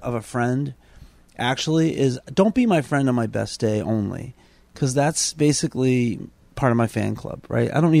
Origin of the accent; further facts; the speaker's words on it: Boston, Massachusetts, United States; I grew up in South Boston, and thought I was a tough kid